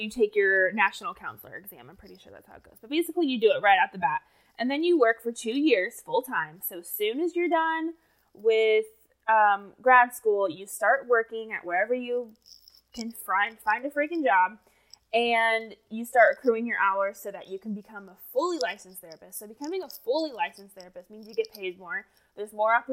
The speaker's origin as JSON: {"language": "English", "region": "Indiana", "country": "United States", "tie": "born or raised there", "also_born_or_lived": "Tennessee", "moved": "as an adult", "said": "grew up in Indiana"}